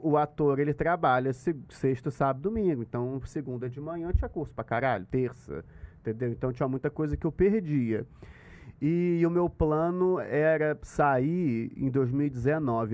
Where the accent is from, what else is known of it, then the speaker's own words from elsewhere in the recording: Rio de Janeiro, Brazil; eu sou da Tijuca